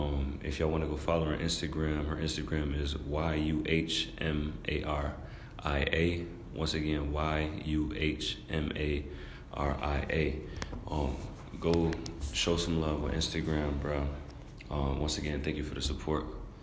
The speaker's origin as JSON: {"language": "English", "town": "Rochester", "region": "New York", "country": "United States", "tie": "born or raised there", "said": "my hometown, Rochester, New York."}